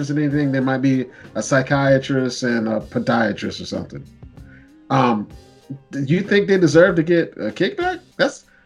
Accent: Canada; I, speak French. Yes, I am Canadian.

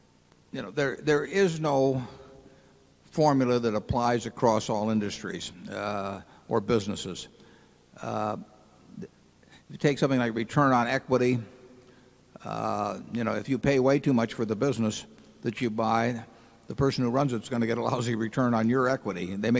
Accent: Omaha, Nebraska, United States; And I guess they thought because I was from Omaha that, you know, one time and they'd be rid of me.

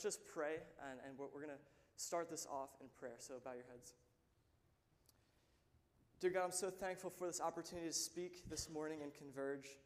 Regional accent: Lynchburg, Virginia, United States; I'm actually from Lynchburg. I grew up in this church. I've been here since I was about 13 years old.

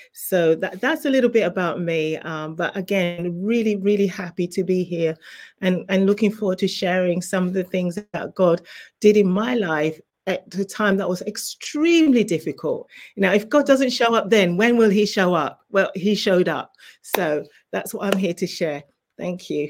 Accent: England, United Kingdom; moved away as an adult; also born or lived in Zimbabwe; now in New Jersey, United States; I was actually born in Zimbabwe, and you may be able to tell by my accent, I was raised in England

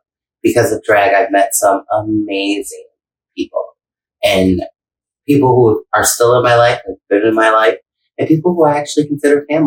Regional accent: Buffalo, New York, United States; moved away as an adult; now in Tampa, United States; I'm from Buffalo, working at Club Marcella

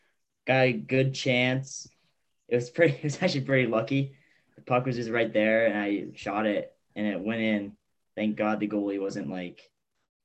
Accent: Tantasqua, Massachusetts, United States; I'm from Tantasqua

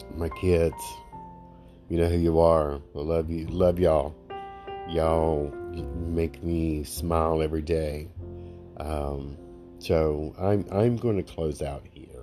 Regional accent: Alabama, United States; I'm from Alabama. They don't teach us many English words in the state of Alabama

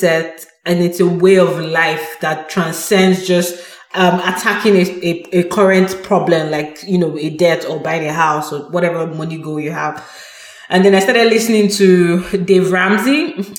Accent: Nigeria; moved away as an adult; now in Canada; I come from Nigeria where I was brought up

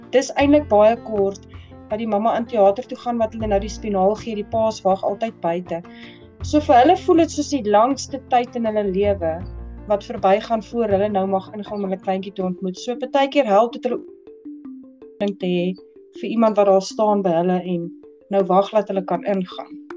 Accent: Potchefstroom, North West, South Africa; moved away as an adult; now in Welkom, South Africa; Ek is aanvanklik eintlik van Potchefstroom, maar ek bly nou al so 'n paar jaar hierso.

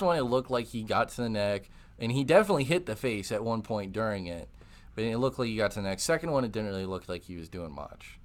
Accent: Wisconsin, United States; moved away; also born or lived in Texas; I'm from Wisconsin

